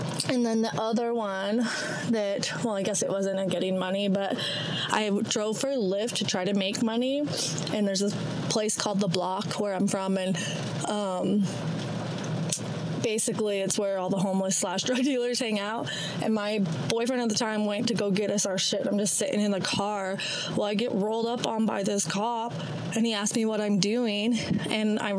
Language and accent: English; Utah, United States; also born or lived in Idaho; I'm from Utah. Utah, Idaho